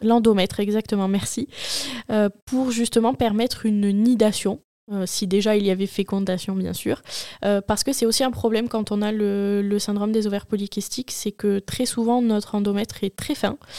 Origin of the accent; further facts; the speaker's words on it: Marseille, Provence-Alpes-Côte d'Azur, France; Je suis marseillaise, née à Marseille et euh, j'habite actuellement à côté de Marseille